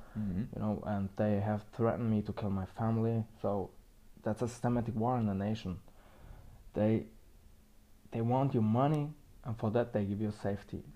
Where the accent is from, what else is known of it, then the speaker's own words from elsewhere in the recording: Guatemala; moved away as an adult; also born or lived in Manhattan, United States; now in New York, United States; I grew up in Guatemala and immigrated to the US about 7 years ago